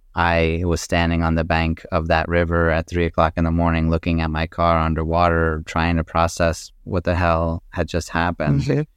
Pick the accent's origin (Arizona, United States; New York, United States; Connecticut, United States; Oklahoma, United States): Connecticut, United States; also born or lived in Maryland / New Hampshire; I was born in Maryland. My father was in the Navy at that time, so he was stationed in Maryland. And then we moved to a farm in New Hampshire when I was just a few years old, and then ended up in Southern Connecticut